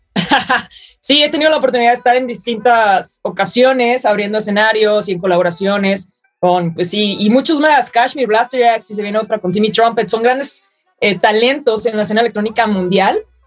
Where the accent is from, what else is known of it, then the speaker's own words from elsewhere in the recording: Mexico; siendo la primera mexicana en hacer eso